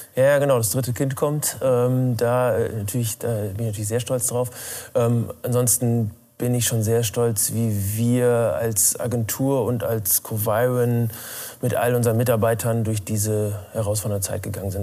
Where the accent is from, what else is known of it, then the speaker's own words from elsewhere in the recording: Rheine, North Rhine-Westphalia, Germany; also born or lived in Spelle, Lower Saxony; Mein Elternhaus ist in Spelle. Ich bin in Rheine zur Schule gegangen, deswegen in Rheine und Spelle groß geworden.